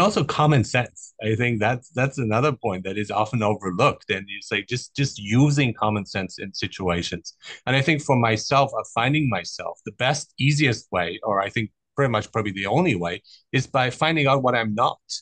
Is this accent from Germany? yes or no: yes; Germany; also born or lived in Iran; I grew up in Germany, so and I was born in Iran